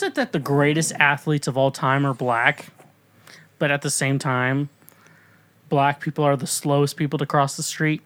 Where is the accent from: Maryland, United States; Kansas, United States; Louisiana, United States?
Kansas, United States; moved away; also born or lived in Missouri; I'm from Kansas